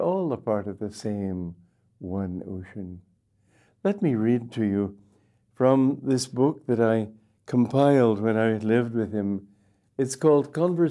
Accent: United States; also born or lived in India; now in Gurgaon, India; I'm not here as an American

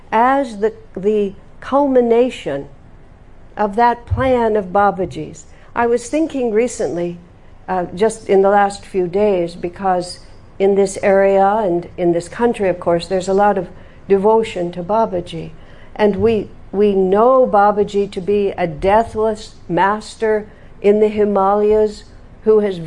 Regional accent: United States; I'm from America

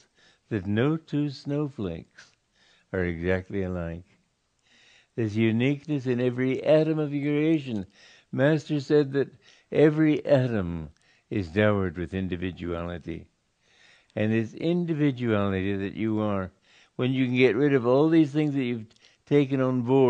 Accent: Romania; I was born in Romania

